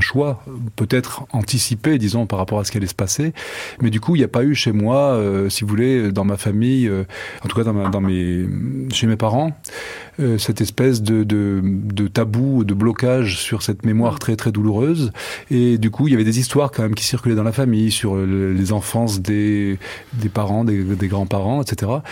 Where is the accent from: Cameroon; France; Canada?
France; Nice, Provence-Alpes-Côte d'Azur; also born or lived in Algiers, Algeria; j'ai passé toute mon enfance à Nice